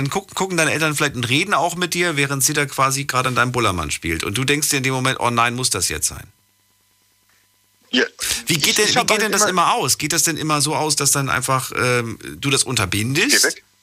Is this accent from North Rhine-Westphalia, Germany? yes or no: no; Ludwigshafen, Rhineland-Palatinate, Germany; ja, ja, aus äh, Ludwigshafen